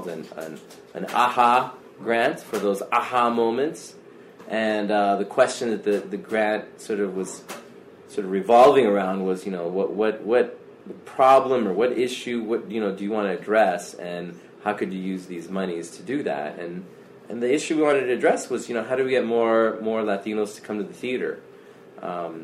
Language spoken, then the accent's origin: English; Arizona, United States; also born or lived in Chicago; now in Tucson, United States; I'm from Arizona originally, up from Chandler and Tempe, that area is my mother's family